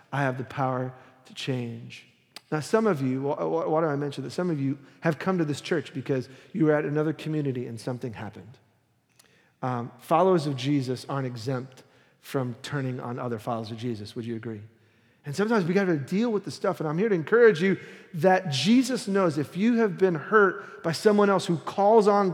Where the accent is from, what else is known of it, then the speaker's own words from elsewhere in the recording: New York City, New York, United States; moved away; I was born and raised in Brooklyn